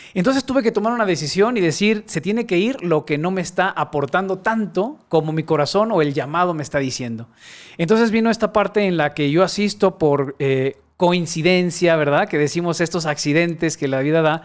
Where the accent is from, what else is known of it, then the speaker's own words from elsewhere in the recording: Guadalajara, Jalisco, Mexico; Soy tapatío, aquí nací en Guadalajara y tengo 44 años, de los cuales eh, solamente dos he vivido fuera de esta ciudad